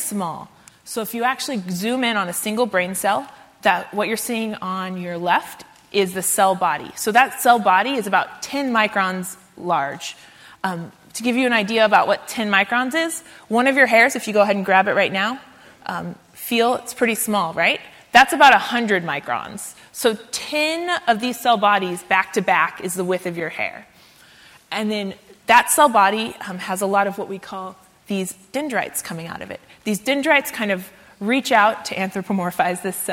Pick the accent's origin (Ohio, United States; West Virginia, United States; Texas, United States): Texas, United States; Central; moved away; I'm from Texas. I went to high school in Central Texas